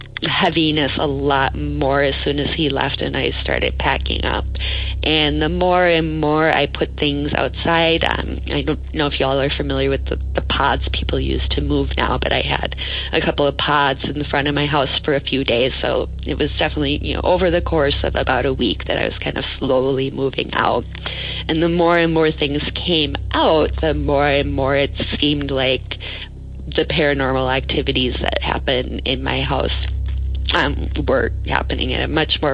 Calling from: Portland, Oregon, United States; moved away as an adult; calling. I'm calling from California. I recently moved down here from Portland, Oregon.

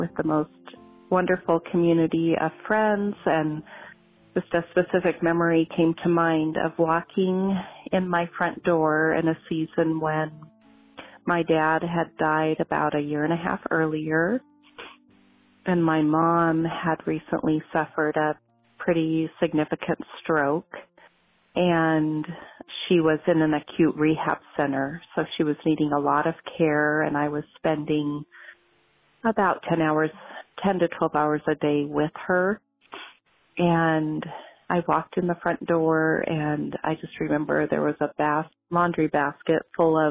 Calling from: Wenatchee, Washington, United States; I'm calling from Wenatchee, Washington

